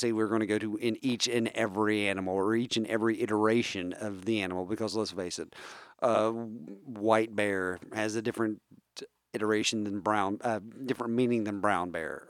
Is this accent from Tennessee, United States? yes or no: no; West Virginia, United States; I come from a family that uh, let's face it, we come from West Virginia. We're a bunch of hillbillies